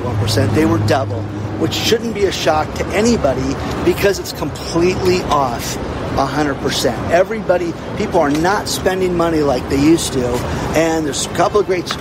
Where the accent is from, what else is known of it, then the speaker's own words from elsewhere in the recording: California, United States; moved away; I'm from California